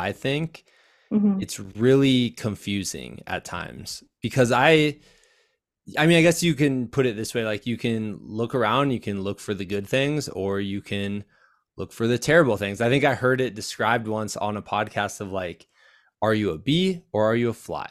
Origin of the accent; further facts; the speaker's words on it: Midwest, United States; as a Midwesterner myself